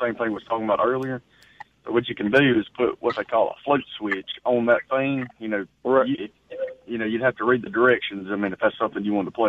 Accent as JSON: {"language": "English", "town": "Pearl", "region": "Mississippi", "country": "United States", "said": "I'm from Pearl, Mississippi"}